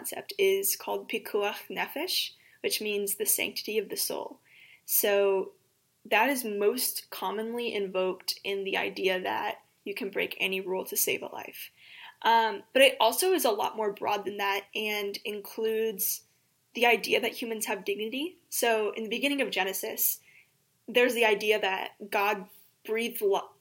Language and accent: English; Springfield, Missouri, United States; I was raised here in Springfield, Missouri, and I attended Temple Israel for the entirety of my childhood